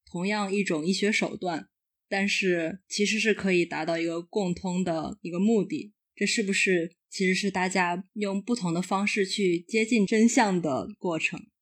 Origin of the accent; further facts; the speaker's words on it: northern China, China; 因为我是北方人